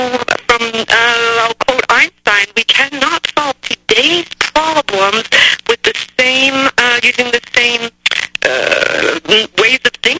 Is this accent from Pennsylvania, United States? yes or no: no; New York, United States; now in Florida, United States; My home state is New York. I do live in Florida.